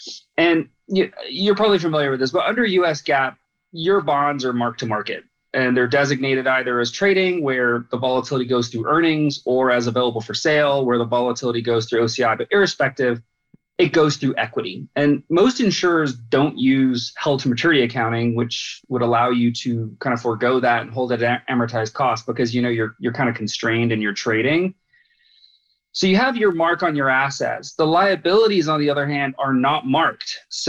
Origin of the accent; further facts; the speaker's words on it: Germany; also born or lived in Bahrain; now in United States; I grew up in Germany, actually, after having left Bahrain and was raised there in American Department of Defense dependent schools before coming to the U.S.